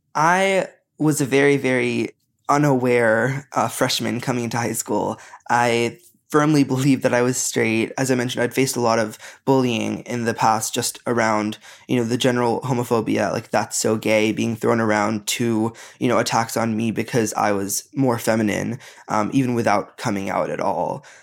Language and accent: English; United States; growing up in America